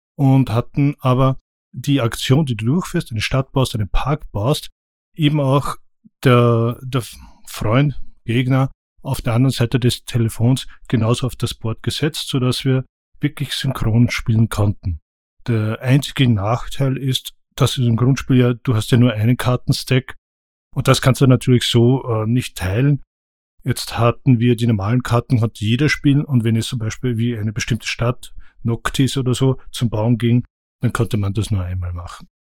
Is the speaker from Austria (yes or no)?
yes; Austria; als Österreicher